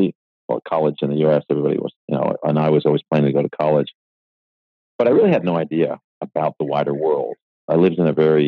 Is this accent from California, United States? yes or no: no; Buffalo, New York, United States; moved away as an adult; I was born in Buffalo, New York